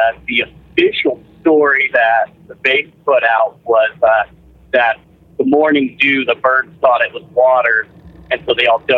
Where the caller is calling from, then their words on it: Las Vegas, Nevada, United States; I'm calling from Las Vegas, heading down to California currently.